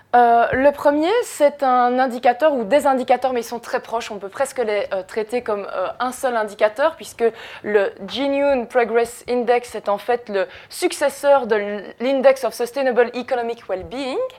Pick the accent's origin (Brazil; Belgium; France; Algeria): Belgium; Jemeppe-sur-Sambre, Wallonia; je viens de Jemep-sur-Sambre, qui est une zone Céveso dans laquelle il y a une usine Solvay